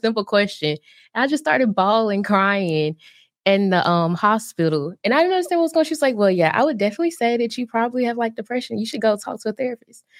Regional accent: Birmingham, Alabama, United States; moved away as an adult; also born or lived in New Jersey; I'm originally from Birmingham, Alabama

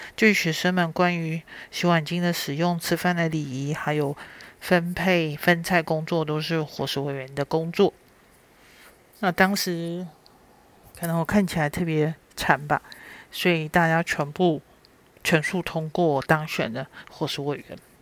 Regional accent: Shuili, Nantou County, Taiwan; 出生在南投水里

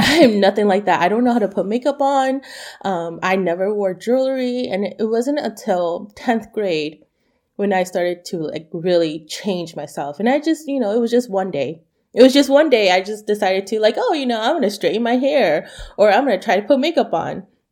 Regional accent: United States; I am Hmong American

